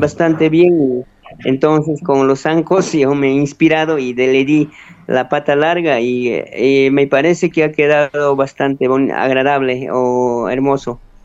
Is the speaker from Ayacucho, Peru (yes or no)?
yes; Quinua, Ayacucho, Peru; en el mismo alturas de mi pueblo, cero de Cundurcunga, que es parte también del santuario